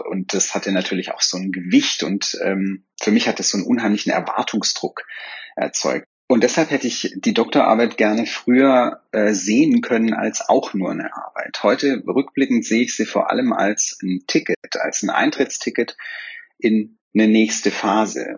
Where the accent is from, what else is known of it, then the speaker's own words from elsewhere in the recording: Swabia, Germany; wie man bei mir in, im Schwabenland sagt, wo ich herkomme